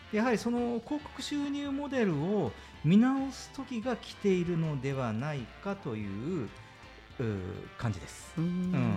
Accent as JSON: {"language": "Japanese", "region": "Kyushu", "country": "Japan", "tie": "born or raised there", "said": "僕はあの九州の田舎の方で育った"}